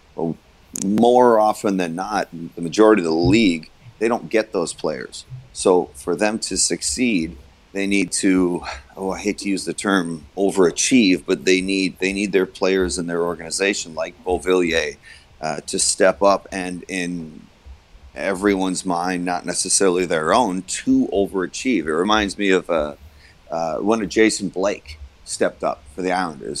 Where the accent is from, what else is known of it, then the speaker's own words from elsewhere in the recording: United States; as an American